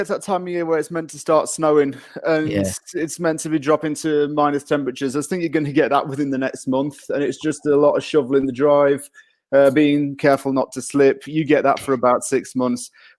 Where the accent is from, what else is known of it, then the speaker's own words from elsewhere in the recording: Yorkshire and the Humber, United Kingdom; Sheffield United, well, I'm actually from South Yorkshire. Sheffield United are technically my nearest Premier League team.